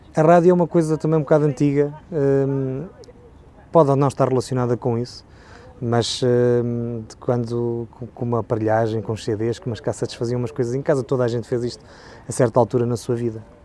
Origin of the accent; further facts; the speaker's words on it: Pinhão, Norte, Portugal; Eu nasci no Pinhão, segundo a minha identidade